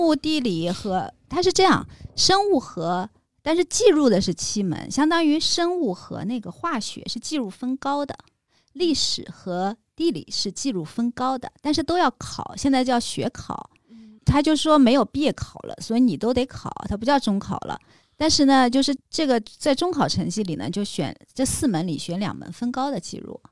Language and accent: Chinese; Hangzhou, Zhejiang, China; now in Beijing, China; 杭州我家乡